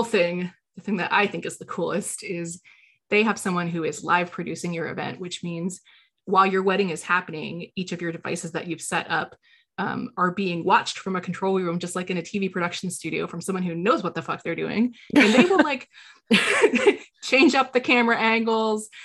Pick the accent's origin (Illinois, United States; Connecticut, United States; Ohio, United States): Illinois, United States